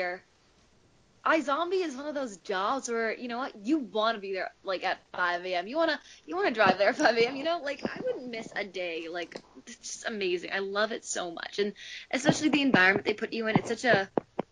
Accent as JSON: {"language": "English", "country": "Canada", "said": "I'm from Canada"}